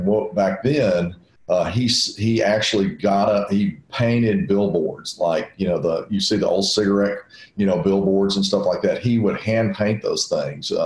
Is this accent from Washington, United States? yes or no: no; Nashville, Tennessee, United States; I'm from Nashville, and I've been in Nashville my whole life